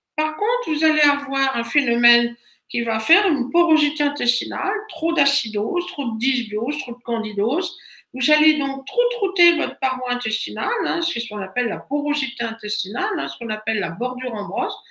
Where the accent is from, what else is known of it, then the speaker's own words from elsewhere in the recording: Brittany, France; chez nous en Bretagne